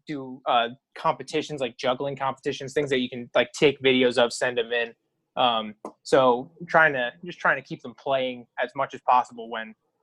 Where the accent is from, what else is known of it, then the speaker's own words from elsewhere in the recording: Schuylkill County, Pennsylvania, United States; Schuylkill County, yeah. Schuylkill. Born and raised.